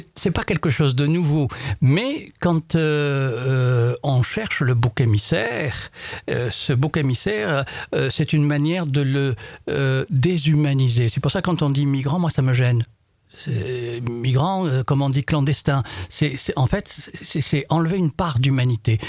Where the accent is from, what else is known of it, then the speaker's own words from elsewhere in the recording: Morocco; moved away as an adult; also born or lived in Ariège, France; now in France; je suis originaire, mes racines, euh, mes premières strates de vie, c'est au Maroc